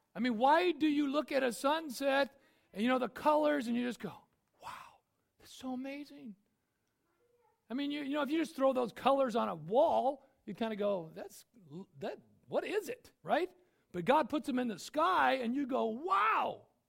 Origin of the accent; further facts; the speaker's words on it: United States; I'm an American